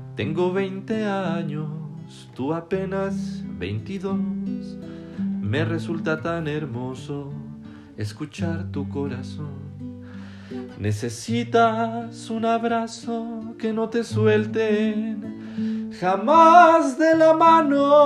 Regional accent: Mexico; yo soy mexicano

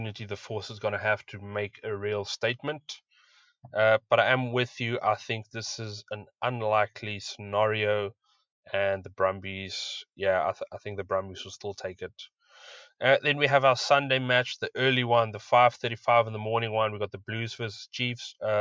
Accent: South Africa; As a South African

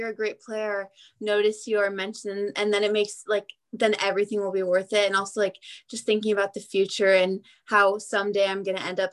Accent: Beaverton, Oregon, United States; I am from Beaverton, Oregon, which is just outside of Portland

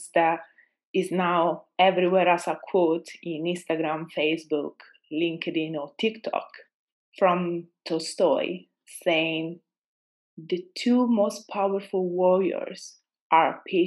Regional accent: Italy; accent: Italian; English is a second language; moved away as an adult; also born or lived in Austria; I'm Italian, as you know, or might assume by my accent

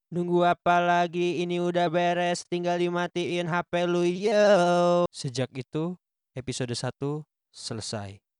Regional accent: Bandung, West Java, Indonesia; Gue lahir di Bandung, tinggal di Bandung, dan bekerja di Bandung

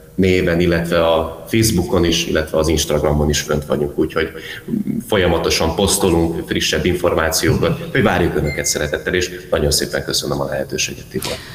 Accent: Pécsvárad, Baranya, Hungary; itt Pécsvár az a szülővárosunk, tehát itt is nőttünk föl

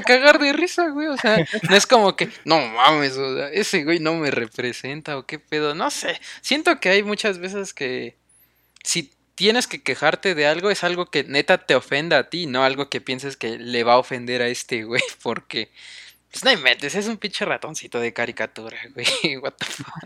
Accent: Mexico; Nosotros como mexicanos

